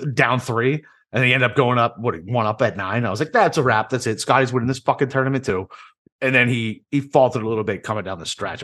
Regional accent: Boston, Massachusetts, United States; also born or lived in Chicago / Iraq; now in Jacksonville, United States; I grew up in Boston

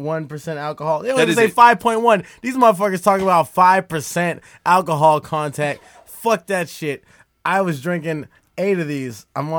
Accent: Miami, Florida, United States; I grew up in Miami, but Miami Lakes, which is a soft-ass part of Miami.

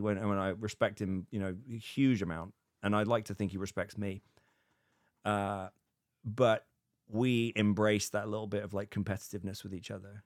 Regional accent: United Kingdom; now in United States; being British in America

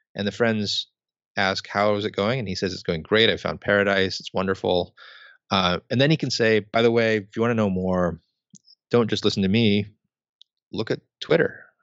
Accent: United States; as an American

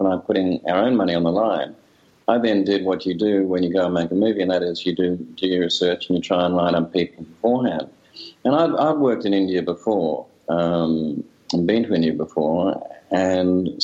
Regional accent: Australia; I'm a filmmaker from Australia

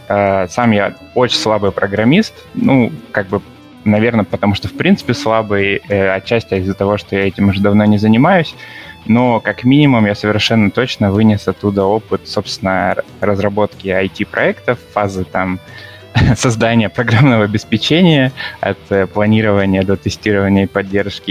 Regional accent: Vladivostok, Primorsky Krai, Russia; also born or lived in Saint Petersburg; сам я из Владивостока.

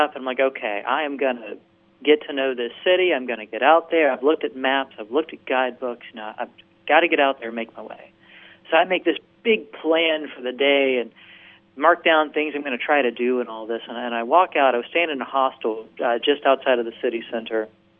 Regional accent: Virginia, United States; also born or lived in Tennessee; I grew up in Virginia. I went to college in Tennessee. I'd never been out of the country before.

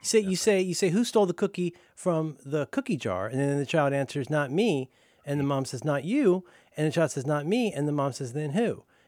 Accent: Florida, United States; I say this to people all the time when I talk about how I'm from Florida, mostly, and how, like, when I was a kid, Texas and Southern California were the two places where all the crazies were.

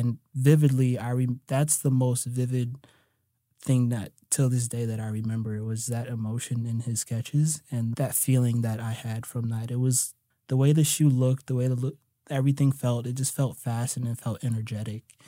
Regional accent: United States; also born or lived in New Jersey / New York; I grew up in New Jersey and New York

